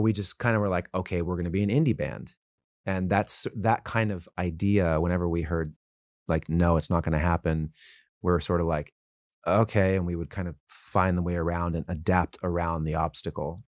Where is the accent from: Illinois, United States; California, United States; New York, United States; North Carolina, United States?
California, United States; Calabasas; also born or lived in Woodland Hills, California; I grew up in Woodland Hills, and then my family moved to Calabasas